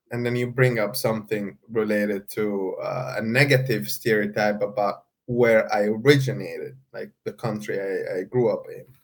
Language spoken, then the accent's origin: English; Saudi Arabia; after I said I come from Saudi Arabia, that person was not very happy